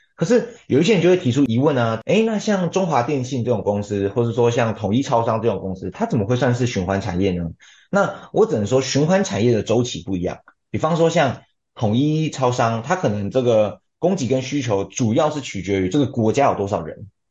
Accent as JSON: {"language": "Chinese", "region": "Pingtung County", "country": "Taiwan", "moved": "as an adult", "lives_now": "Taipei, Taiwan", "said": "我是贫东人，所以我上台北以前其实我是没有接触过投资的"}